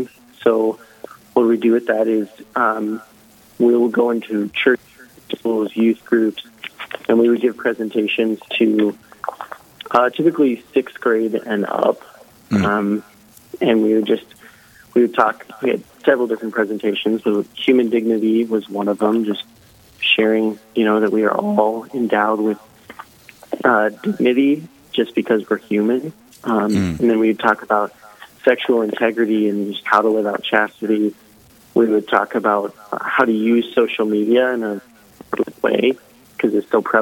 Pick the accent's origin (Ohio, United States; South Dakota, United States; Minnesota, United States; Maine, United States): South Dakota, United States; Sioux Falls; I was born and raised in Sioux Falls, South Dakota. So homebred here.